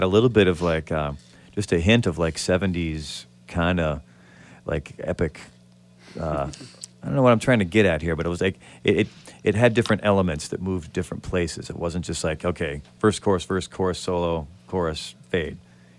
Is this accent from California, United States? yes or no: no; Batavia, Illinois, United States; now in Los Angeles, United States; Batavia, B-A-T-A-V-I-A, go Bulldogs. Just about 35 miles straight west of Chicago. When I was there, It was all cornfields.